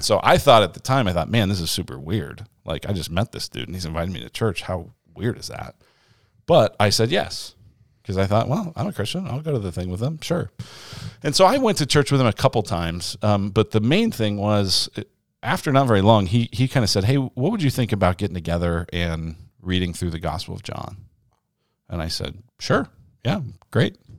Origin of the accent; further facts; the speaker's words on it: Denver, Colorado, United States; moved away as an adult; also born or lived in Illinois; now in Arizona, United States; I grew up in Denver, Colorado, and I'm an only child